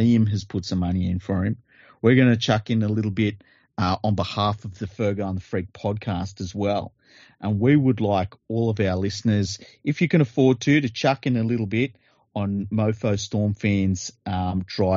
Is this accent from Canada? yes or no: no; Sydney, New South Wales, Australia; I'm from Western Sydney